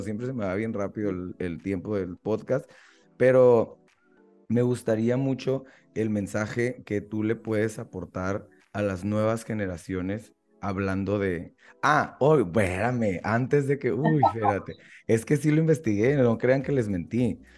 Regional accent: Mexico; uno como mexicano

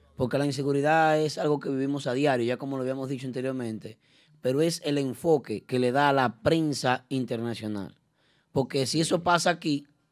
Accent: Dominican Republic; nosotros como dominicanos

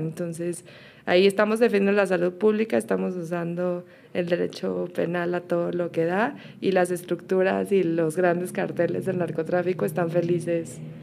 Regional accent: Mexico; now in Colombia; Yo todavía soy mexicana

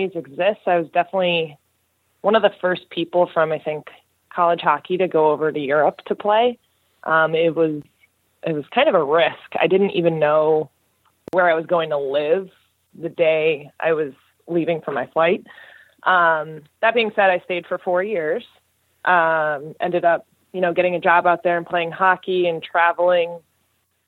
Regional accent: Fairfield, Connecticut, United States; I grew up in Fairfield, Connecticut, and I started playing hockey when I was 5 years old

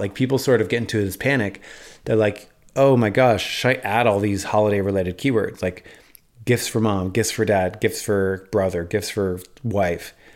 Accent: New York City, New York, United States; moved away; I actually identify as a New Yorker still to this day. I haven't lived there in ten years, but I identify as a New Yorker

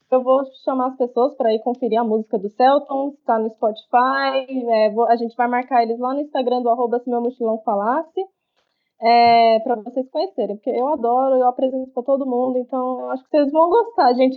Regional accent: Goiânia, Goiás, Brazil; eu sou de Goiânia

